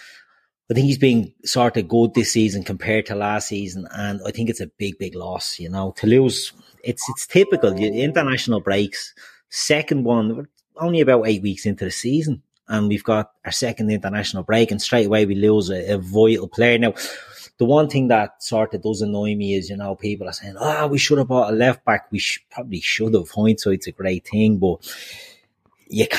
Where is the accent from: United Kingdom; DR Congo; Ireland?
Ireland; Dublin, Leinster; I'm from Dublin 4